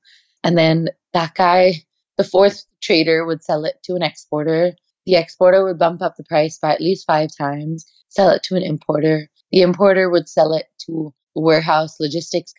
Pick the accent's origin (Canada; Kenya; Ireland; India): India; moved away as an adult; now in United States; I am Indian at my core. I'm not Indian American